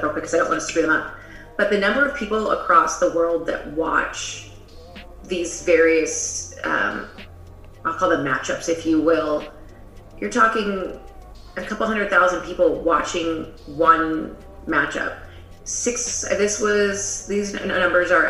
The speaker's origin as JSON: {"language": "English", "town": "Las Vegas", "region": "Nevada", "country": "United States", "also_born_or_lived": "Singapore / Tulsa, Oklahoma / Chicago", "said": "I'm from Las Vegas"}